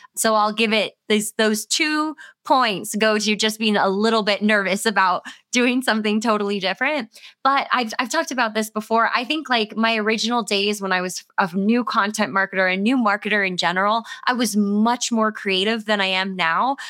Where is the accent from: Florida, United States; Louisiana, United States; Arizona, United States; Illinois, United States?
Florida, United States; South; I grew up in South Florida